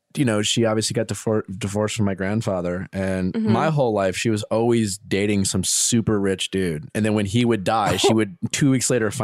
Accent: Wisconsin, United States; moved away; when I grew up in Wisconsin

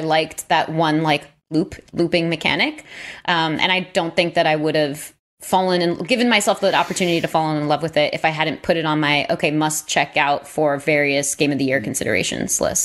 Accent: New York, United States; I'm born and raised in New York

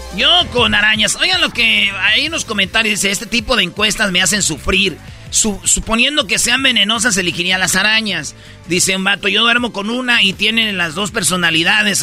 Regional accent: Michoacán, Mexico; somos de Michoacán

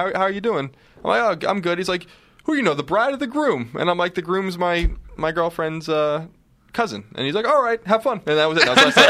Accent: Long Island, New York, United States; born or raised there; moved away

